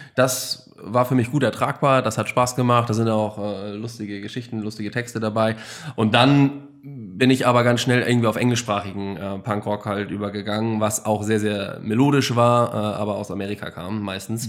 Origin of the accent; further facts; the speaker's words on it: Germany; als Deutscher